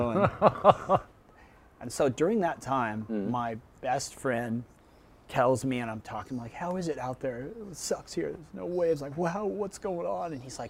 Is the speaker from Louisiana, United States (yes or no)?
no; Miami, Florida, United States; born there; also born or lived in Chicago / New Jersey / Los Angeles / San Diego; and then I was born in Miami, and then we moved to like Chicago, and then we moved to like Jersey, and then we ended up out in LA.